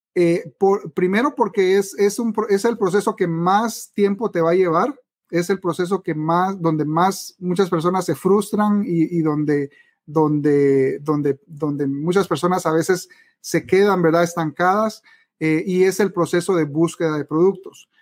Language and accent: Spanish; Guatemala; en mi país, Guatemala